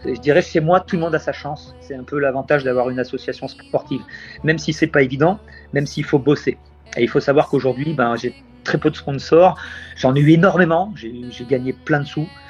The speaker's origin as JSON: {"language": "French", "town": "Tours", "region": "Centre-Val de Loire", "country": "France", "tie": "born or raised there", "moved": "yes", "lives_now": "Saint Martin", "said": "moi je suis né en Indre-et-Loire, sur le North Shore de Tours"}